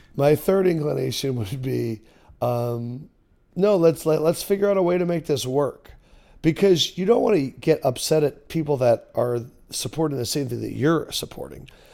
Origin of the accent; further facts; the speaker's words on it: Philadelphia, Pennsylvania, United States; I grew up in Philadelphia talk radio